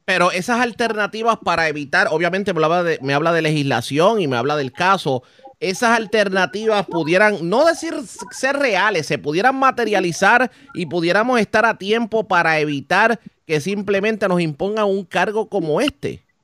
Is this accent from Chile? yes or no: no; Puerto Rico; nosotros como puertorriqueños